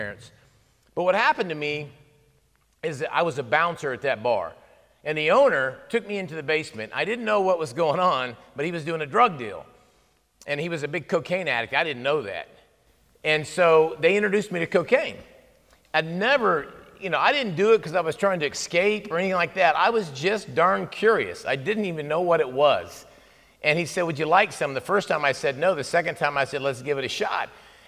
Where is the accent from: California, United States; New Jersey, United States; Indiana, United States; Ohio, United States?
Ohio, United States; moved away as an adult; now in Texas, United States; I grew up in Ohio. I've been in Texas for 20 plus years